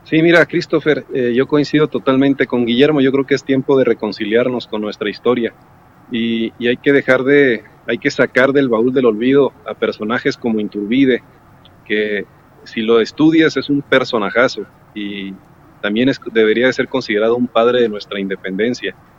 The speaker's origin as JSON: {"language": "Spanish", "country": "Mexico", "said": "nos identifica como mexicanos"}